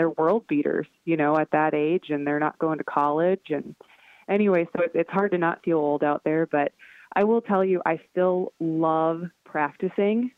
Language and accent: English; North Dakota, United States; growing up in North Dakota in the wind